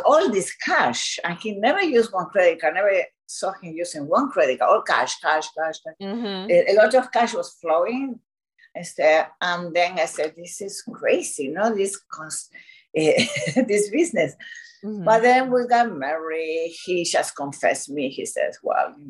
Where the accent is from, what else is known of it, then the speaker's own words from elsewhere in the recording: Buenos Aires, Argentina; moved away as an adult; also born or lived in Mexico City, Mexico / Miami, Florida; now in Florida, United States; From Argentina, Buenos Aires, Argentina